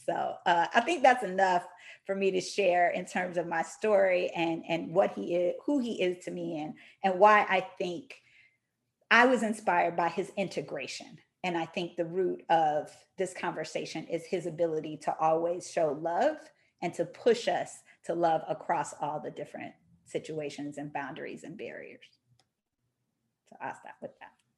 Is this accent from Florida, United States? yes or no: no; Detroit, Michigan, United States; moved away; also born or lived in Oakland, California / Palo Alto, California; I'm from Detroit